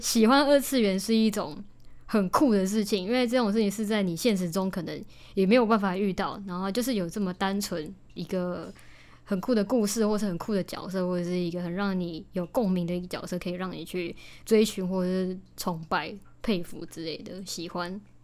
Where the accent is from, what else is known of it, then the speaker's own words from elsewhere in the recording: Taichung, Taiwan; 我就是来自台中海边的，对，就是专产消波块跟庆记的海线